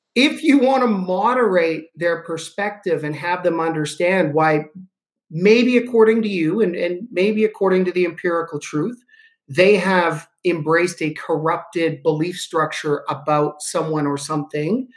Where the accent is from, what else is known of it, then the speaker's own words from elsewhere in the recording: Canada; I'm a Canadian.